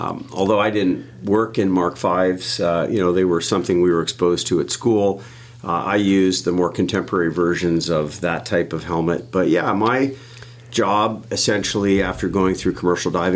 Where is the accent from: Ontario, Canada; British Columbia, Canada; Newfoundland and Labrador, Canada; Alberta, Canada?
Ontario, Canada; Ottawa; also born or lived in Barbados; I was born and raised in Ottawa, Ontario, Canada, about as far away from the ocean as you can get